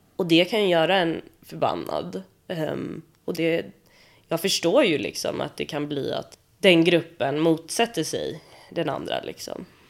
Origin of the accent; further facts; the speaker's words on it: Sweden; jag är ju född i Sverige